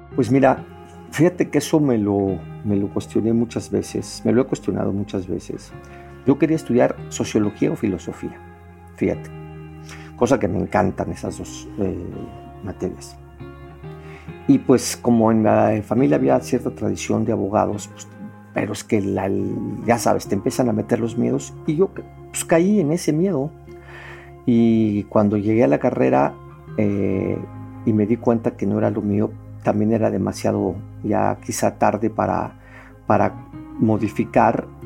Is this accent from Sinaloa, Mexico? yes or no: no; Mexico City, Mexico; yo soy originario de la Ciudad de México, aquí en una zona que se llama Roma Condesa, en el corazón de, la ciudad, en la alcaldía Cuauhtémoc. Pues crecí aquí en este eh, esta zona